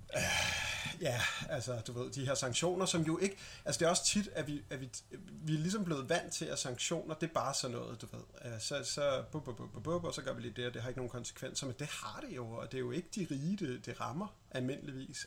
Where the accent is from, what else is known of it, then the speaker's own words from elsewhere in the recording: Denmark; som dansker